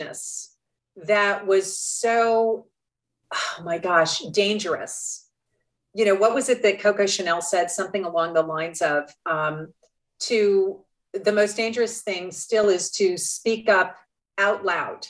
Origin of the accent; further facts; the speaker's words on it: Colorado, United States; I grew up in Colorado